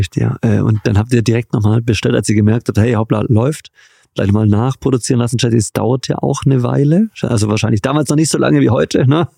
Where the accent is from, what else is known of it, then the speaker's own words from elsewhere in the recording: Göppingen, Baden-Württemberg, Germany; Ich bin in der Perle Europas, der Heimat Jürgen Klinsmanns im schönen Göppingen, Baden-Württemberg geboren.